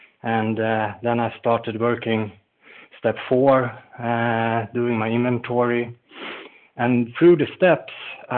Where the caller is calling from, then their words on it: Falun, Dalarna County, Sweden; I'm calling in from Falun in Sweden, where it's snowing today.